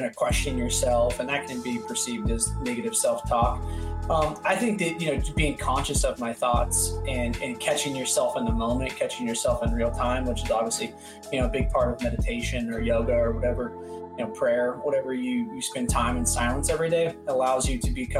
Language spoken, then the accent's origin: English; San Francisco, California, United States; I grew up in Northern California, and both my mom's sisters, both my aunts are gay